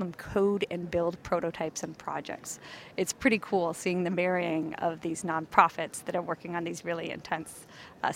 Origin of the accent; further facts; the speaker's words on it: Canada; moved away as an adult; now in San Francisco, United States; I was from Canada